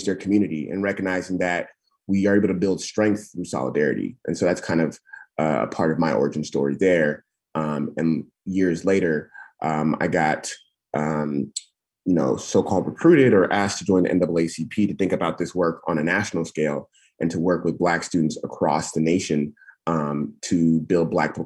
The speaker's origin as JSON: {"language": "English", "region": "California", "country": "United States", "tie": "born or raised there", "also_born_or_lived": "Nigeria", "said": "I'm from California originally"}